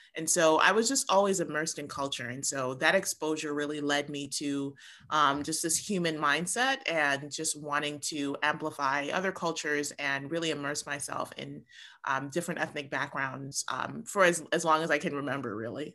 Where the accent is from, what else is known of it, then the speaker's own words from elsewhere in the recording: New York City, New York, United States; my family is Jamaican, but I was, I was born and raised in New York City.